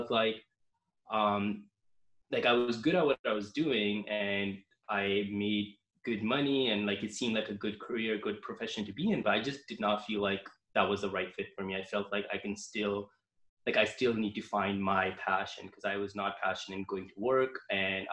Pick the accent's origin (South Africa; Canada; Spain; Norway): Canada; I'm from Canada